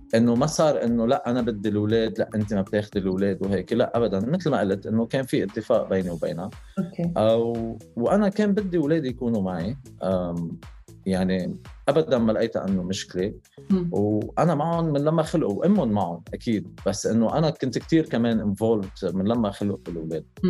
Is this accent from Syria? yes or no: no; Lebanon; now in Dubai, United Arab Emirates; انا انا لبناني